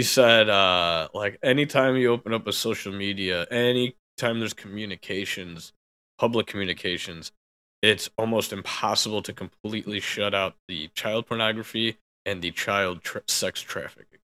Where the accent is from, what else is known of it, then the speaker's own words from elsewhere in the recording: United States; I'm an American